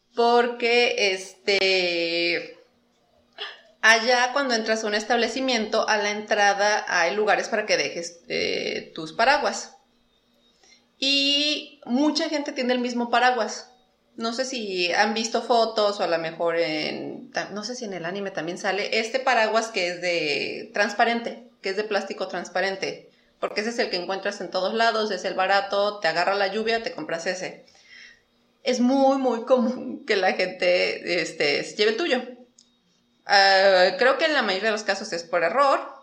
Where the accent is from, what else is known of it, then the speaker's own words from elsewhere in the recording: Mexico; moved away as an adult; also born or lived in Japan; soy de México, soy mexicana